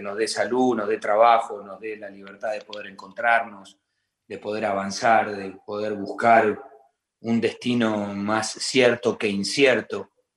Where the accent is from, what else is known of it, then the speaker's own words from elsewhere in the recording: Argentina; nosotros los argentinos